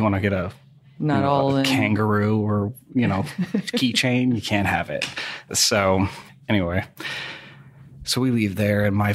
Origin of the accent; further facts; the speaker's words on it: New England, United States; I grew up in New England, and my folks were, you know, middle class ish